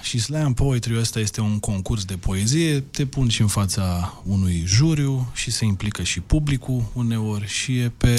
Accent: Galați, Galați County, Romania; în Galați, de unde sunt eu

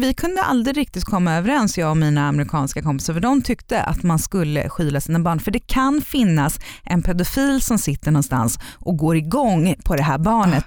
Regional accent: Sweden; moved away; also born or lived in United States; vi var ju hemma i Sverige varje sommar

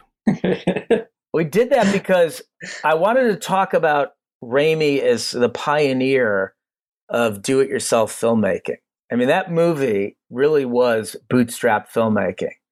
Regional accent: Cleveland, Ohio, United States; We're from Cleveland

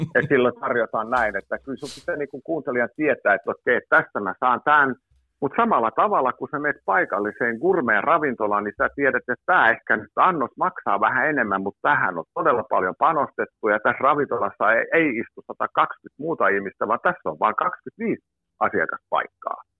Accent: Tammisaari, Uusimaa, Finland; levytettiinkin Tammisaaresta, kun olen kotoisin

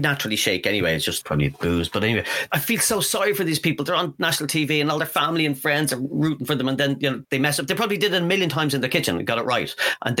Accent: Dublin, Leinster, Ireland; where I grew up in Dublin, Swiss roll meant something totally different.

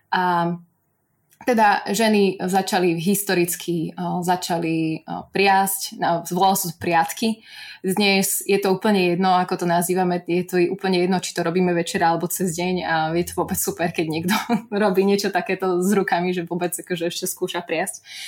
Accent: Babiná, Banská Bystrica Region, Slovakia; som zo stredného Slovenska, takej mini dedinky Babína pri zvolenie

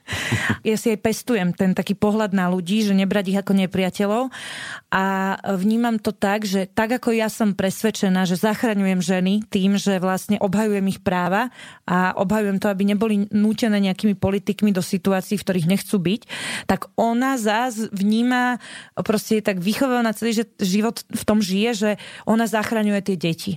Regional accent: Bratislava, Bratislava Region, Slovakia; ja som vyrastala vo Vrakuni pri Pentagóne

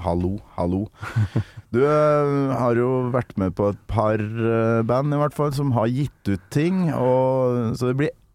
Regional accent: Kolvereid, Trøndelag, Norway; moved away; Jeg har vokst opp på Kolvereid

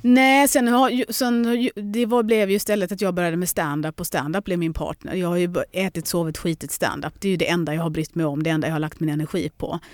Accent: Lund, Skåne, Sweden; also born or lived in London; hem till lilla Lund

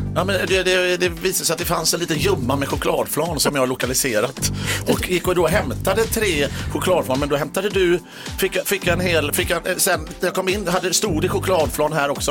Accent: Gothenburg, Västra Götaland, Sweden; Jag är från Göteborg

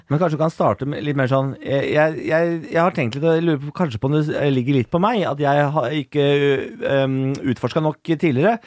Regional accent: Moss, Østfold, Norway; Jeg er fra Moss

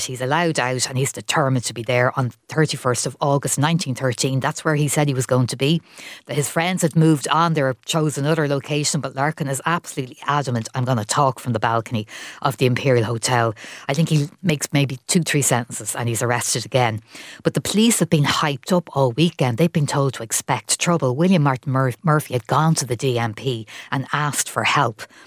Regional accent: Ireland; I'm originally from Tallow, but I went to the Savoy a lot

